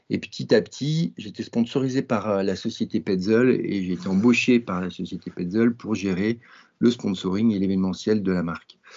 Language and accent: French; Grenoble, Auvergne-Rhône-Alpes, France; J'ai un, nom breton, mais je suis né à Grenoble, dans les Alpes. Et quand j'étais petit, j'ai fait pas mal de ski